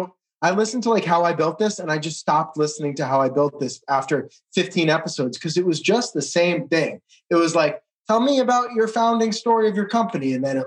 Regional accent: New Jersey, United States; I'm from New Jersey.

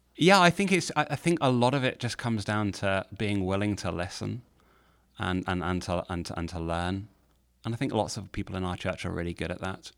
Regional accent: United Kingdom; now in Nashville, United States; as a Brit

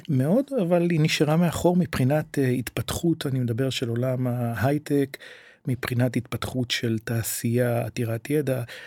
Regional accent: Kiryat Shmona, Northern District, Israel; now in Netanya, Israel; בקריית שמונה גדלנו בבניין של 16 משפחות

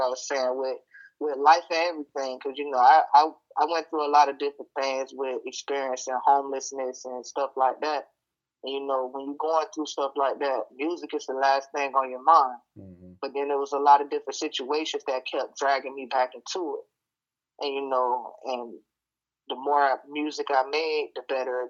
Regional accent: Vero Beach, Florida, United States; accent: country; I'm from Monroe Heights or Vero Beach, Florida

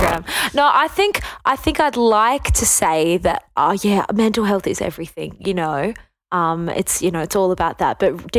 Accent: Wales, United Kingdom; moved away; I wasn't, but I grew up in Wales.

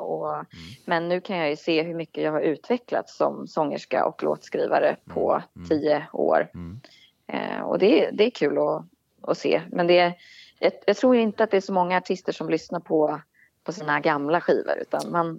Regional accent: Nyköping, Södermanland, Sweden; min hemstad mm. Nyköping

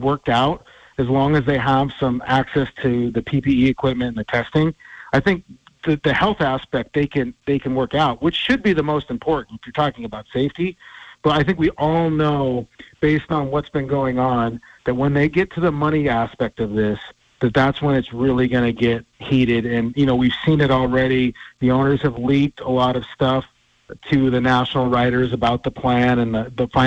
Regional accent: Havre, Montana, United States; moved away as an adult; now in Tacoma, United States; being back in Havre, Montana, my hometown

